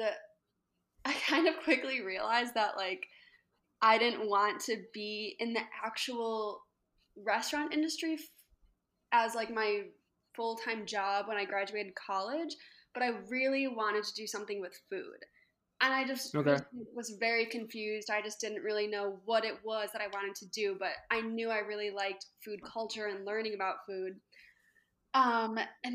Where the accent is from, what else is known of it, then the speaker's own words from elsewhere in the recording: Chicago, Illinois, United States; now in Lancaster, United States; I'm originally from Chicago, but now I live in Lancaster, Pennsylvania